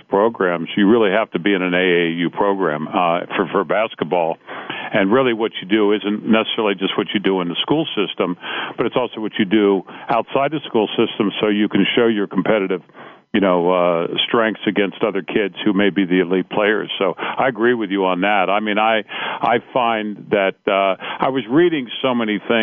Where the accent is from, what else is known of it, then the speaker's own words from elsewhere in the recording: Cincinnati, Ohio, United States; I grew up in Cincinnati.